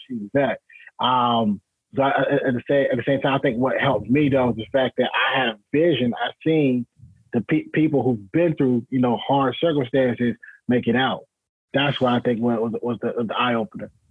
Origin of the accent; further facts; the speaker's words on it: Rocky Mount, North Carolina, United States; my hometown. So at 14, man, I went back home to Rocky Mount, North Carolina